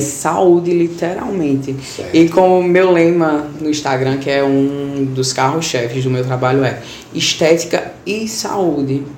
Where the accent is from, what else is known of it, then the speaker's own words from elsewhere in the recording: Bezerros, Pernambuco, Brazil; Sou da cidade de Bezerros